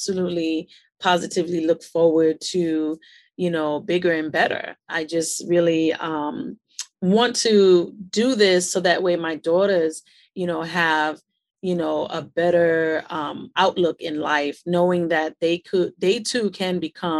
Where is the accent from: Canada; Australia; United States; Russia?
United States; New York City, New York; also born or lived in Queens, New York; I was born and raised in Brooklyn, New York City